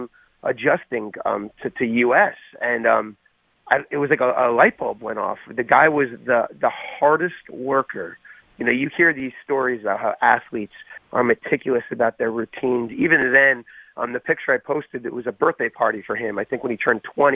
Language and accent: English; Long Island, New York, United States; I'm from Long Island